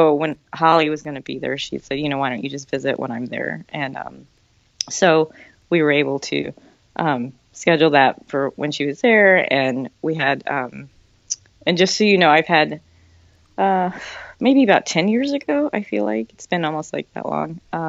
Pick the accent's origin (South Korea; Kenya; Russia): South Korea; Seoul; born there; I was born in Seoul.